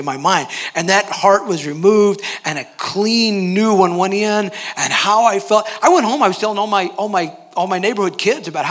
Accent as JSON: {"language": "English", "town": "Hurst", "region": "Texas", "country": "United States", "tie": "born or raised there", "also_born_or_lived": "Fort Worth, Texas / Tonga", "moved": "as an adult", "lives_now": "Vanuatu", "said": "I grew up in Hearst, actually, just down the road"}